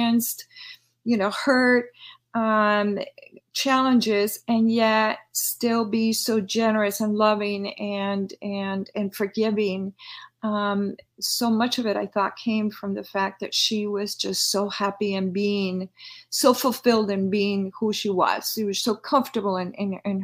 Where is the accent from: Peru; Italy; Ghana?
Peru; Lima; now in United States; I'm originally born and raised in Lima, Peru, Sudamerica